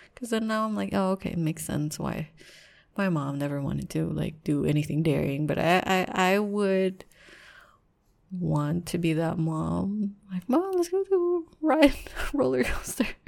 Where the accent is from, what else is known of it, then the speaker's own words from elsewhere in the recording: Philippines; I'm Filipino